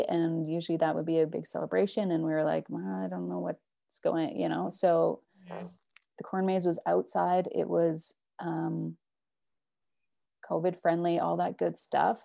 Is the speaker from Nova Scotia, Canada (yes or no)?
no; Northern Alberta, Canada; now in Edmonton, Canada; we're from Northern Alberta, right? And so we lived close to reserves.